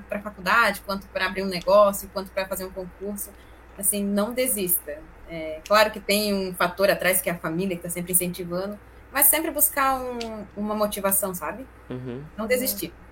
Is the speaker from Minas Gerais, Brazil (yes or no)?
no; Pará, Brazil; a gente é paraense, né? E a gente vai lá pro meião do mato, lá na Ilha do Marajó.